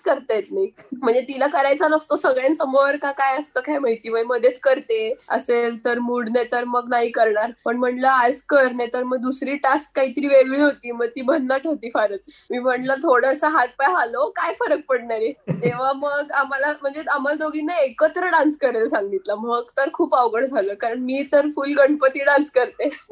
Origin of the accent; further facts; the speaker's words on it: Pune, Maharashtra, India; आम्ही पुण्याचे आहे